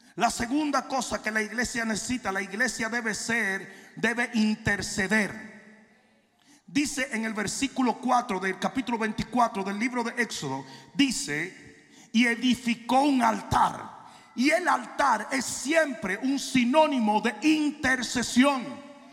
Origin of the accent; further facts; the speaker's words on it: Santo Domingo, Dominican Republic; now in United States; en Santo Domingo uno vivía como un murciélago. Porque los papás vivían apagando. Yo llegué a los Estados Unidos